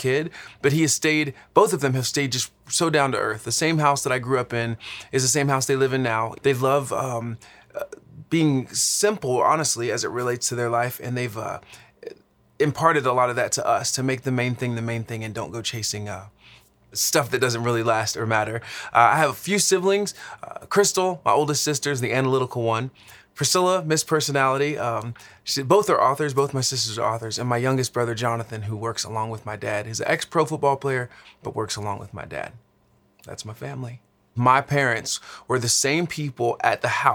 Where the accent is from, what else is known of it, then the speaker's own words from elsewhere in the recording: Dallas, Texas, United States; now in Los Angeles, United States; I am originally from Dallas, Texas, but right now I live in Los Angeles, California